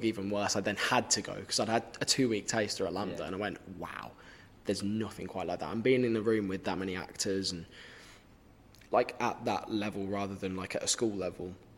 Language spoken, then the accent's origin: English; Birmingham, West Midlands, United Kingdom; accent: Brummy; my own, so like Brummy